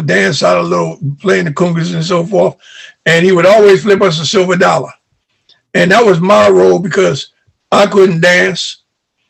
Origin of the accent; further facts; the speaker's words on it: New York City, New York, United States; I was born and raised in Harlem, New York, Lenox Avenue